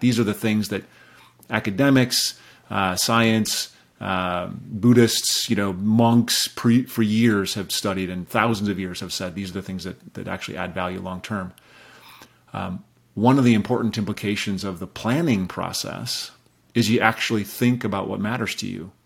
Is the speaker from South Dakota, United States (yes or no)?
yes; Rapid City, South Dakota, United States; I grew up in Rapid City, South Dakota